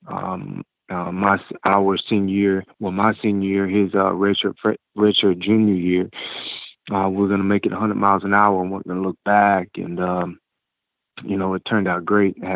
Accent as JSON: {"language": "English", "town": "Tallahassee", "region": "Florida", "country": "United States", "tie": "born or raised there", "said": "I'm from Tallahassee, of course, and uh, my father uh, was my high school football coach"}